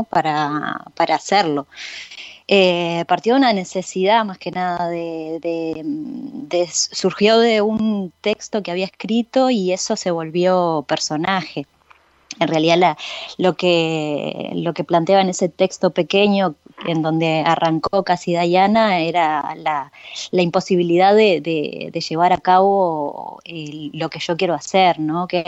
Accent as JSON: {"language": "Spanish", "town": "San José de Mayo", "region": "San José", "country": "Uruguay", "moved": "as an adult", "said": "Yo soy del interior, soy de San José. Me vine a los 18 años"}